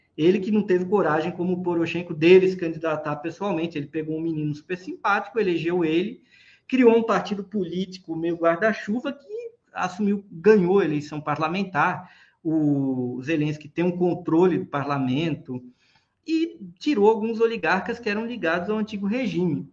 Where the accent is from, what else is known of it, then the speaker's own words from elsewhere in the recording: Pernambuco, Brazil; mas sou cearense não, sou lá de Pernambuco